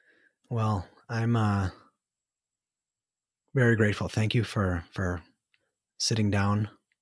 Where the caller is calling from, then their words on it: United States; And I'm telecasting from the United States, and I feel obligated to apologize for our government.